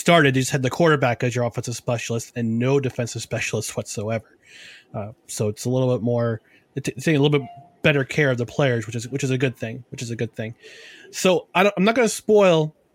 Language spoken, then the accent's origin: English; Albany, New York, United States; growing up in the Albany area, I remember to watch the Firebirds when I was growing up